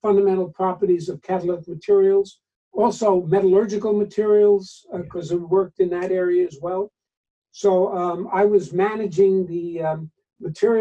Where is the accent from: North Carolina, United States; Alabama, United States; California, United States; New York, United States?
New York, United States; moved away as an adult; also born or lived in New Jersey; I'm from New York originally